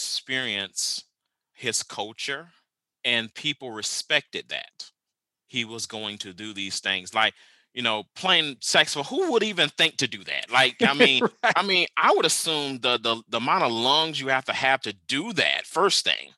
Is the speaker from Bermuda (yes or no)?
no; Lake City, South Carolina, United States; now in Stillwater, United States; I am originally from Lake City, South Carolina